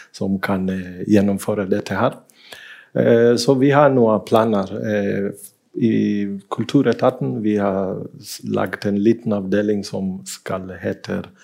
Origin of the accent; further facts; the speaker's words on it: Kenya; now in Bergen, Norway; i Kenya, der jeg kommer fra